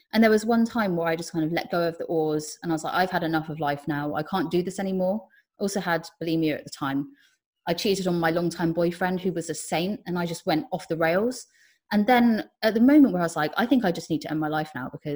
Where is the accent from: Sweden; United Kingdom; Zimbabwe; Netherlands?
United Kingdom; Cornwall, South West England; I ended up working in the same crystal shop I grew up near in Cornwall.